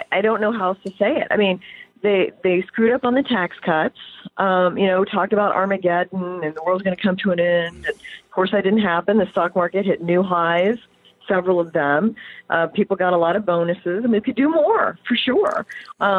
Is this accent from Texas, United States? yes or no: no; Kokomo, Indiana, United States; I'm from Kokomo